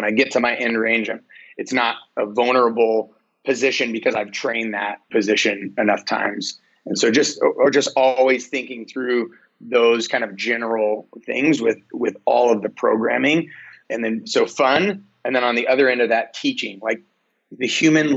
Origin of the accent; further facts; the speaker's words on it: United States; we're American